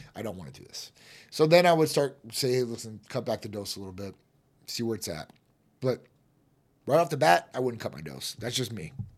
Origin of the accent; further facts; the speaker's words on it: Chicago, Illinois, United States; moved away; I'm from Chi Town originally